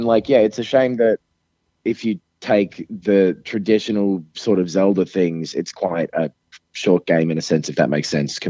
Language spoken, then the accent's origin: English; Kyoto, Japan; because I'm on a business trip at the moment outside of my hometown of Kyoto